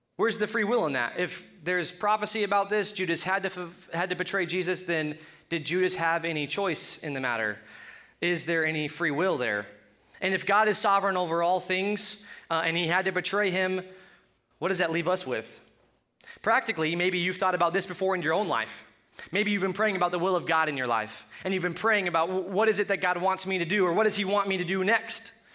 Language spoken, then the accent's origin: English; Colorado, United States; accent: Colorado; My Colorado accent